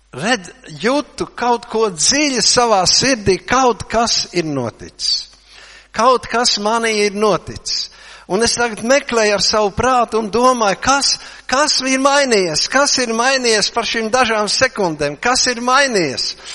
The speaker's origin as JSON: {"language": "Latvian", "country": "Latvia", "said": "mēs esam latvieši, jā. Latvieši, jā"}